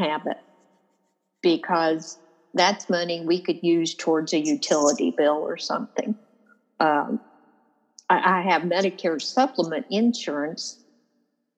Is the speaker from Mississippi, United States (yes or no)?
no; Louisville, Kentucky, United States; I was born in Louisville. I mean, I'm a Kentucky native